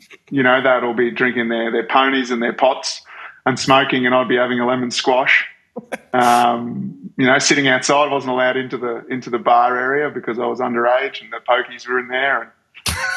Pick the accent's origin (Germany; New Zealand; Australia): Australia; Brisbane, Queensland; also born or lived in Melbourne; Born in Brizzy